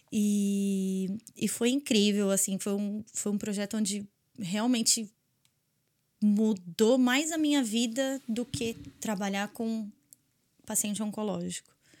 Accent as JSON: {"language": "Portuguese", "region": "São Paulo", "country": "Brazil", "moved": "as an adult", "lives_now": "Dublin, Ireland", "said": "eu sou de São Paulo"}